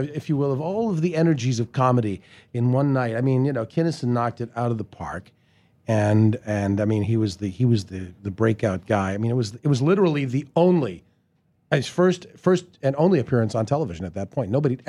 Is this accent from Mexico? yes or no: no; Canada; But I do, because I'm Canadian. And we all help each other there.